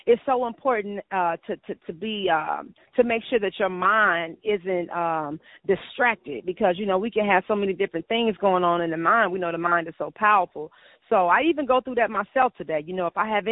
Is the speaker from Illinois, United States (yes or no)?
yes; Homewood, Illinois, United States; also born or lived in Hyde Park, Chicago; my mom moved me to a suburb called Homewood in Chicago, in Illinois. I was raised there